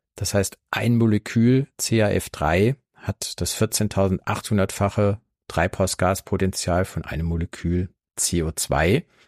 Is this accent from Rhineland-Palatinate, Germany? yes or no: no; Saarland, Germany; meinem Heimatbundesland Saarland